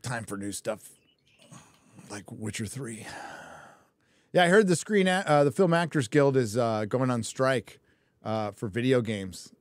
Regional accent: California, United States; I'm Californian. What can I say? I was born there.

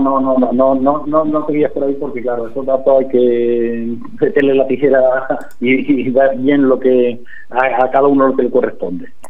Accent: Bujalance, Andalusia, Spain; aquí en mi pueblo

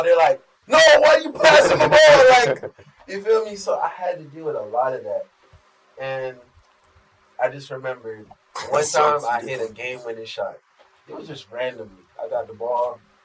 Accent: United States; also born or lived in Jamaica; I was just the American boy to Jamaicans down there. I'm American

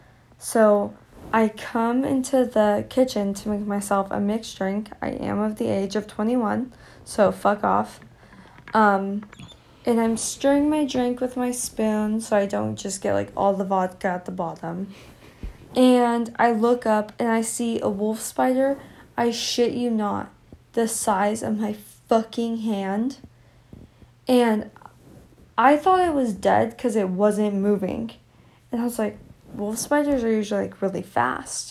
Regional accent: Central California, United States; we're from California, like, and SoCal.

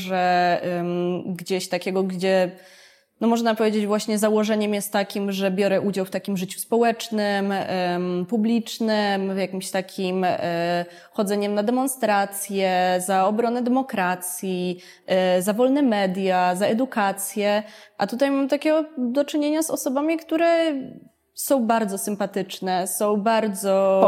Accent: Warsaw, Masovian Voivodeship, Poland; ja akurat byłam jednym z wyjątków, e, który został w Warszawie

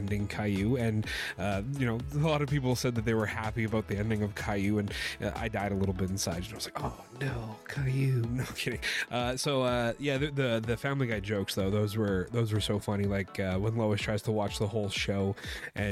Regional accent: Canada; as a Canadian creator myself

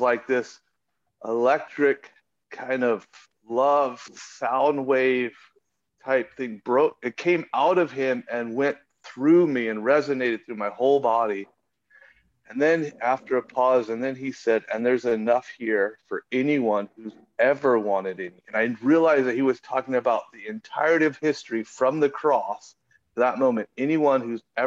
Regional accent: United States; I grew up in America, like, there's churches everywhere

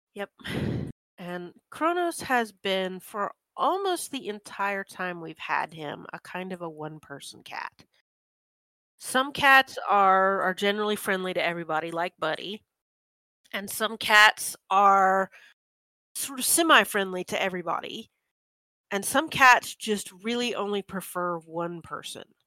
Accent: United States; I'm very American

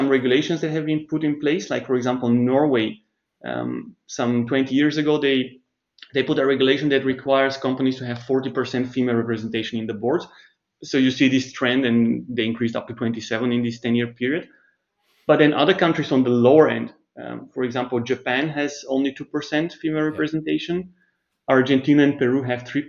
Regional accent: Bulgaria; moved away as an adult; also born or lived in Germany / Switzerland; I grew up in Bulgaria, but then I moved to Germany and Switzerland

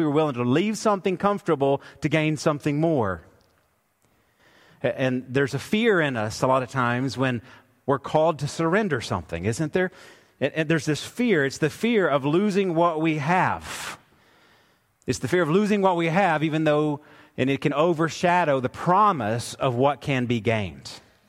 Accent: Woodstock, Georgia, United States; we grew up we were in Woodstock, Georgia

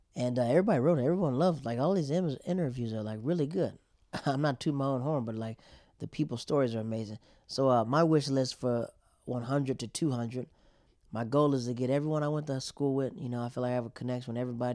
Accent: North Carolina, United States; moved away; also born or lived in Yokota, Japan; I grew up in the South of North Carolina

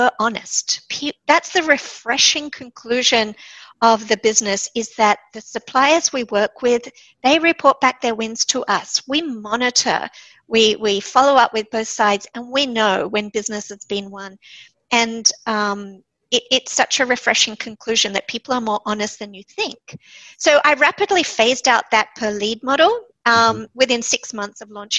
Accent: Sydney, New South Wales, Australia; moved away as an adult; also born or lived in Japan / New York / San Francisco / Israel; when I came home to Sydney, which is my hometown

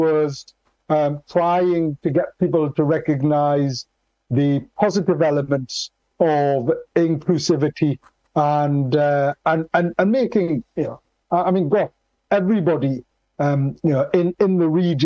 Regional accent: Newcastle upon Tyne, North East England, United Kingdom; I was born in Newcastle, and we're particularly, the whole of the Northeast is particularly proud, positive, and passionate

